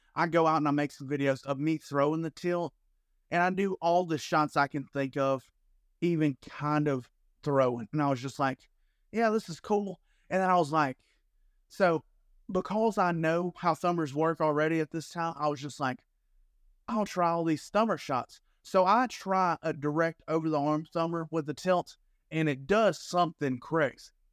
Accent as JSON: {"language": "English", "region": "Alabama", "country": "United States", "moved": "yes", "lives_now": "Florida, United States", "said": "I'm from Alabama"}